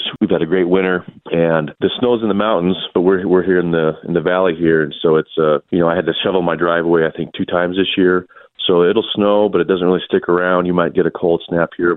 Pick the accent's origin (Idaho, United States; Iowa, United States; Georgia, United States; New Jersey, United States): Idaho, United States; Nampa; I grew up in Nampa, born and raised